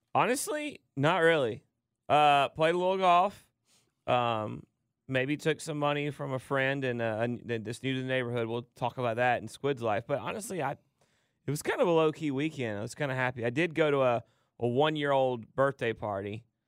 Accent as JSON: {"language": "English", "town": "Dallas", "region": "Georgia", "country": "United States", "said": "I'm from Dallas, Georgia"}